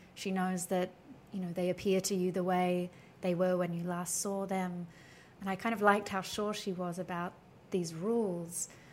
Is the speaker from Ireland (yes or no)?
no; Australia; as an Australian